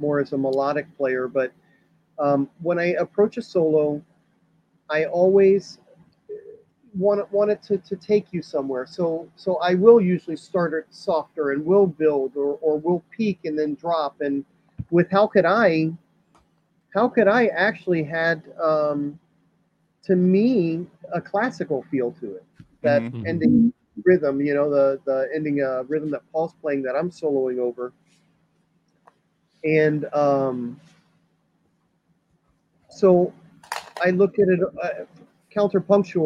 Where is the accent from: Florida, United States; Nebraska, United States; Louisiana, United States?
Florida, United States; Miami; growing up in Miami